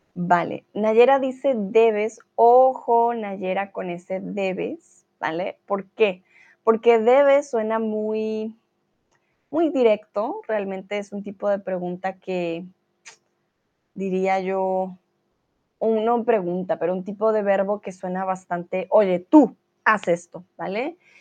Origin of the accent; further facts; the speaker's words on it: Colombia; now in Germany; Soy de Colombia, vivo en Alemania